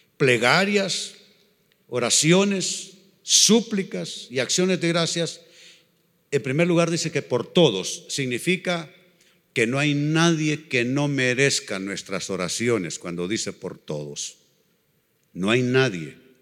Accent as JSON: {"language": "Spanish", "country": "Honduras", "said": "Somos catrachos de pura cepa. Amamos ser catrachos."}